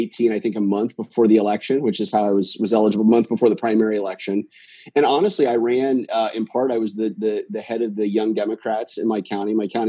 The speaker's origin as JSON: {"language": "English", "town": "Minster", "region": "Ohio", "country": "United States", "tie": "born or raised there", "moved": "as an adult", "lives_now": "San Jose, United States", "said": "my hometown in Minster, Ohio."}